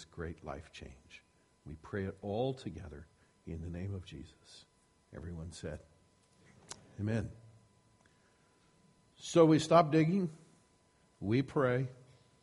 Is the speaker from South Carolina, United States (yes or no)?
no; Iowa, United States; I grew up in Iowa, and one of the things that we got in Iowa was lots of snow